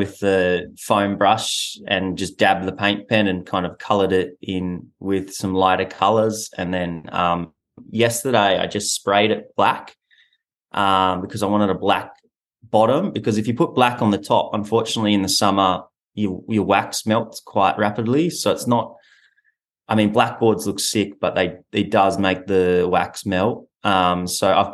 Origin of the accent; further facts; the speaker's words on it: Western Australia, Australia; moved away as an adult; now in Sydney, Australia; I'm from Western Australia